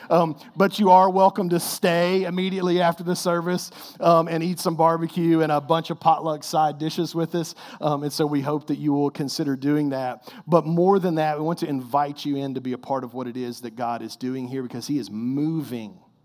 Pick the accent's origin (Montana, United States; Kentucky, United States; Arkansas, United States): Kentucky, United States; I'm like the worst Kentucky-born basketball player